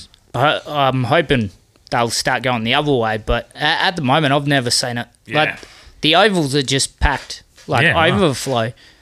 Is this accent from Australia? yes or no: yes; Exmouth, Western Australia, Australia; I'm from Exmouth.